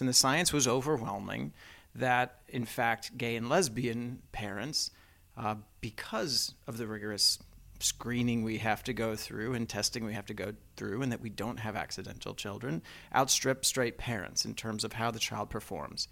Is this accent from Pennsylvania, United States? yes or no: no; Texas, United States; I grew up in the South, Mormon, Texan